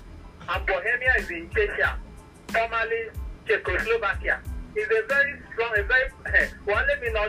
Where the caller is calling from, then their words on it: Akure, Ondo, Nigeria; I'm calling from Akure.